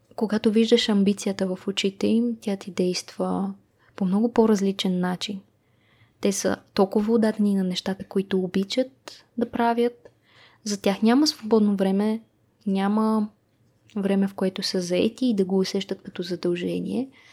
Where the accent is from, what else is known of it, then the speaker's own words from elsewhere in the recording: Sofia, Sofia City, Bulgaria; родена и израснала в София